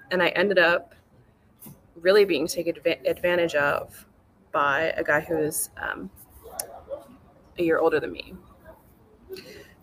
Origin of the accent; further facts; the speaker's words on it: California, United States; I grew up in California